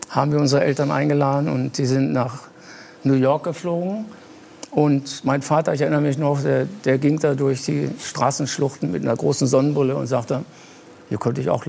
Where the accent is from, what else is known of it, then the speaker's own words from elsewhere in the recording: Lower Saxony, Germany; ich komme auch aus Niedersachsen